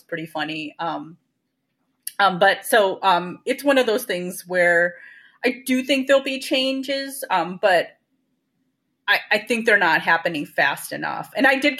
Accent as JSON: {"language": "English", "country": "United States", "said": "I'm American and I identify strongly as Indian"}